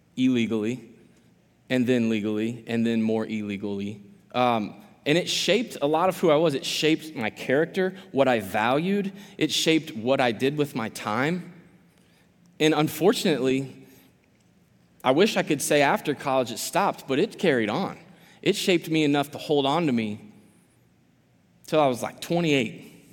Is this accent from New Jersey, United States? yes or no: no; Quincy, Illinois, United States; I am from Quincy originally, born and raised